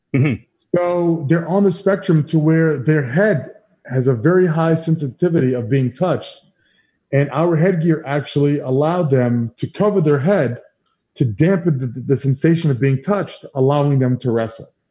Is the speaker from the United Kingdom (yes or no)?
no; New York City, New York, United States; I'm from New York, you know, grew up here